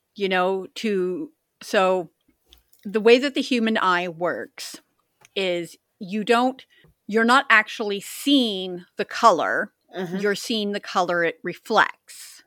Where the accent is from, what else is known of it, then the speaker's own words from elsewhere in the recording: Pacific Northwest, United States; Growing up in the Pacific Northwest